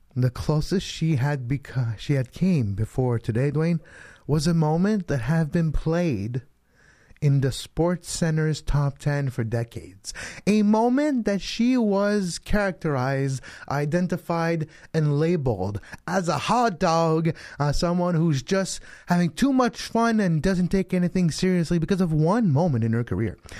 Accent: Canada; as Canadian

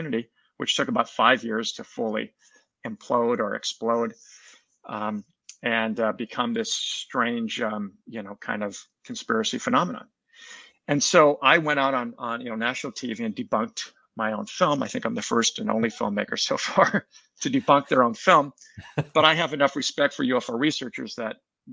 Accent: San Francisco, California, United States; I'm from San Francisco, and I had to commute up

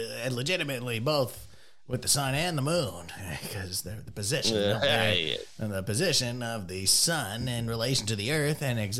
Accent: United States; Being American in a foreign country

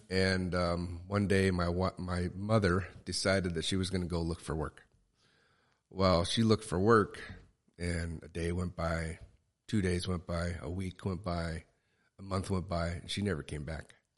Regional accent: Tillamook, Oregon, United States; I was born in Tillamook, Oregon

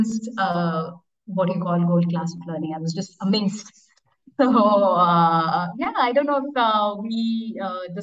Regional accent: eastern India, India; moved away as an adult; also born or lived in United States / Mumbai / London / Africa; So I grew up in India, in a small town in eastern India

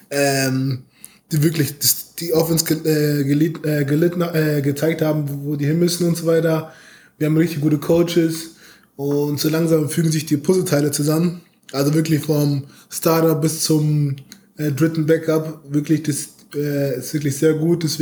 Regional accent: Munich, Bavaria, Germany; also wie gesagt, ich komme aus München. Ähm, da ist der zu Bayern, wie ihr euch vorstellen könnt, ziemlich groß.

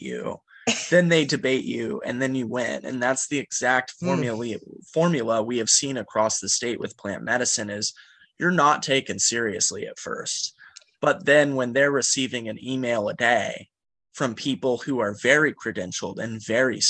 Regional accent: Kansas, United States; moved away as an adult; also born or lived in New York; I grew up in Kansas in a trailer park that was on the wrong side of the railroad tracks.

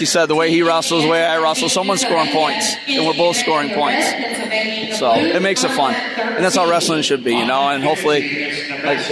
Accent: Michigan, United States; born or raised there

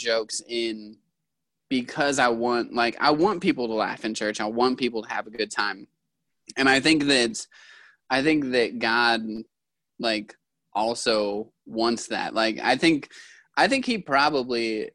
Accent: Yakima, Washington, United States; I'm from Yakima

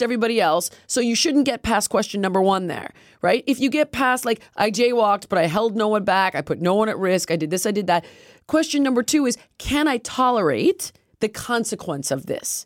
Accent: United States; stupid American, which I am

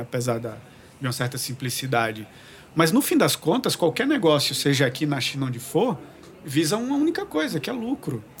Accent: João Pessoa, Paraíba, Brazil; eu sou de João Pessoa, na Paraíba

